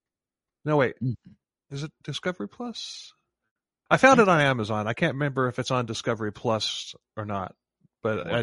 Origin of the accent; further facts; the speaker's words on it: Florida, United States; we're from Florida.